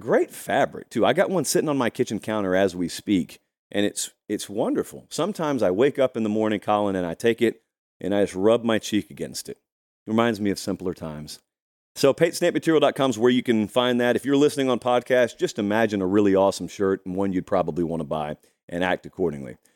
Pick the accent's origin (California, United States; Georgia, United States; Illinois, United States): Georgia, United States; I grew up in Georgia